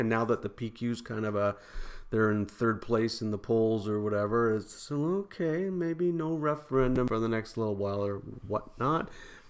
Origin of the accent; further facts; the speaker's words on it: Montreal, Quebec, Canada; When I grew up in the West Island